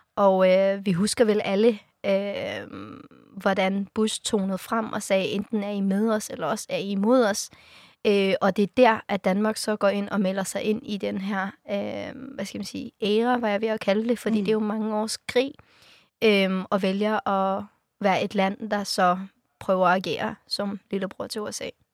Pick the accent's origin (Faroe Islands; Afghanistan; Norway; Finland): Afghanistan; now in Denmark; jeg har rødder i Afghanistan, jeg er født i Afghanistan